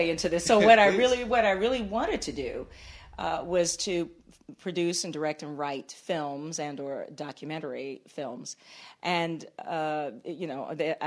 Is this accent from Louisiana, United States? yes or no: no; Washington, District of Columbia, United States; moved away as an adult; also born or lived in Huntsville, Alabama / Atlanta; I grew up in Washington, D.C.